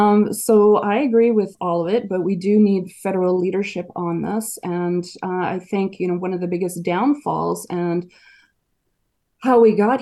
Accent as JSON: {"language": "English", "town": "Edmonton", "region": "Alberta", "country": "Canada", "tie": "born or raised there", "also_born_or_lived": "Northern Quebec", "said": "We moved from Northern Quebec when I was 4 years old to Edmonton, and because of economic reasons."}